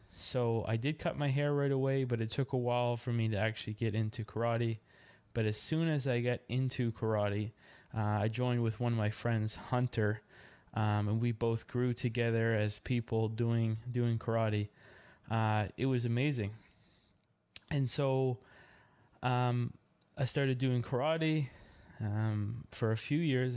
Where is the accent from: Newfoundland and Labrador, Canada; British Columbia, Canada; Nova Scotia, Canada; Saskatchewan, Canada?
Nova Scotia, Canada; Yarmouth; moved away as an adult; now in Dartmouth, Canada; Originally, I'm from Yarmouth, Nova Scotia, Canada.